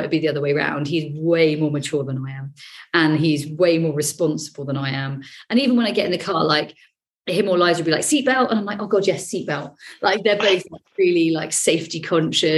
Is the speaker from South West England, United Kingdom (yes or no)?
yes; Devon, South West England, United Kingdom; born or raised there